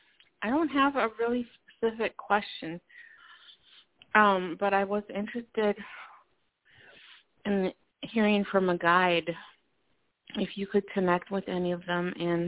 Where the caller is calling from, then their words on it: Minnesota, United States; from Minnesota.